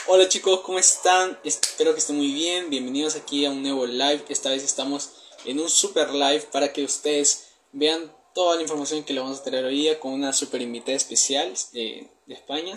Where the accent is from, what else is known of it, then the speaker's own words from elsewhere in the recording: Peru; soy de Perú